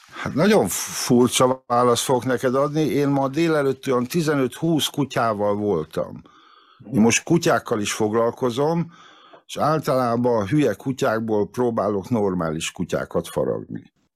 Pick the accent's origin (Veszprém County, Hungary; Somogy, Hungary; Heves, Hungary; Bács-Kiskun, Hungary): Veszprém County, Hungary; Veszprém; moved away as an adult; also born or lived in Várpalota; Várpalotán születtem, de csak azért, mert ott vállalták a szülés, meg ott volt ismerős orvos, de lényegében mind a 18 évemet Veszprémbe töltöttem